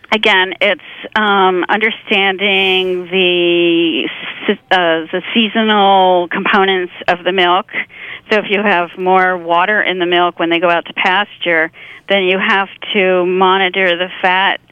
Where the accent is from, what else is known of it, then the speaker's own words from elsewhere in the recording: rural Pennsylvania, United States; also born or lived in Chester County, Pennsylvania; grew up in rural Pennsylvania